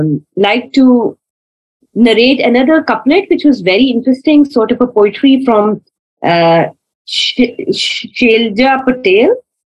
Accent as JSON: {"language": "English", "country": "Pakistan", "said": "I'm Pakistani."}